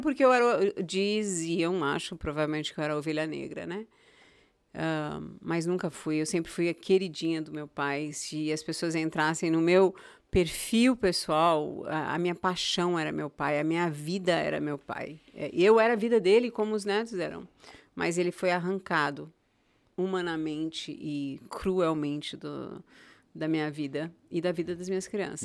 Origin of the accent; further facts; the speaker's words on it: São Paulo, Brazil; moved away as an adult; also born or lived in Goiânia / Itaparica, Bahia / Europe / Morocco; now in United States; eu vim de São Paulo, eu nasci em São Paulo, mas os últimos 20 anos, onde eu tive minha família, onde eu tive meus filhos, foi Goiânia